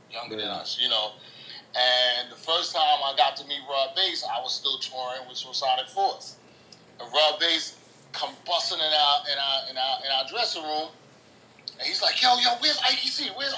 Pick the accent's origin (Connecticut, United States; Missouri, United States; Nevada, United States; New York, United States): New York, United States; New York City; I'm from the Bronx.